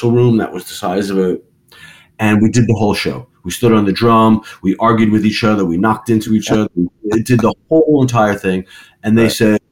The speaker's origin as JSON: {"language": "English", "region": "New York", "country": "United States", "also_born_or_lived": "London", "moved": "as an adult", "said": "We're from New York"}